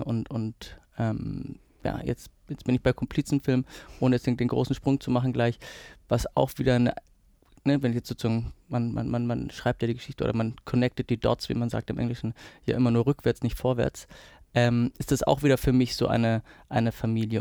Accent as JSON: {"language": "German", "area": "near Perugia", "region": "Umbria", "country": "Italy", "tie": "born or raised there", "also_born_or_lived": "Lower Bavaria, Germany", "moved": "yes", "lives_now": "Germany", "said": "ich bin ja auf, dort auf dem Land äh, groß geworden. Ähm, also es war in der Nähe von Perugia"}